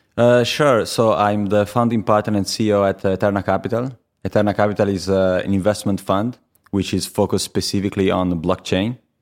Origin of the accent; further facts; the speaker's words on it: Viareggio, Tuscany, Italy; English is a second language; moved away as an adult; also born or lived in Pisa; now in London, United Kingdom; I was born in Pisa. but I lived, uh, most of my life before I came to London in a city called Viareggio